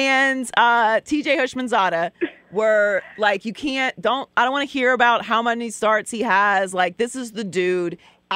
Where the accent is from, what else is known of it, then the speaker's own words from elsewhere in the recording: Pittsburgh, Pennsylvania, United States; moved away as an adult; also born or lived in Miami / Los Angeles; I grew up in Pittsburgh. I left Pittsburgh when I was 18, but I've lived in Miami and LA ever since.